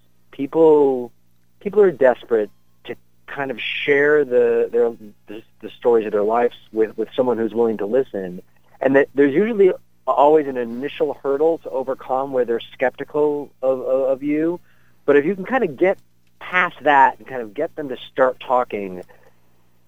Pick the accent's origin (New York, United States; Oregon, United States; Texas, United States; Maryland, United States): New York, United States; Buffalo; moved away as an adult; now in New Haven, United States; I'm from Buffalo, so I kind of assured my editor confidently, oh, I'm a local boy